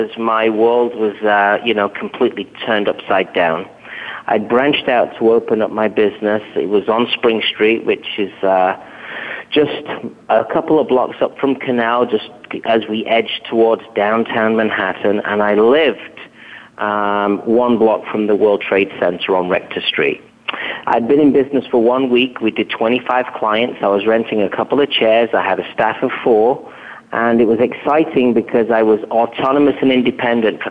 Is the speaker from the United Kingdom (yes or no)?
yes; England, United Kingdom; moved away as an adult; now in United States; I hail from England